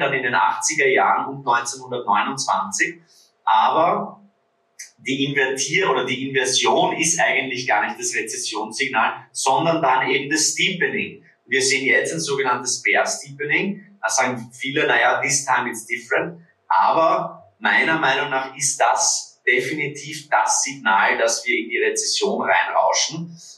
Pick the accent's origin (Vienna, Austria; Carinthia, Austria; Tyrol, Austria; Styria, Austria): Vienna, Austria; würde man bei uns in Wien sagen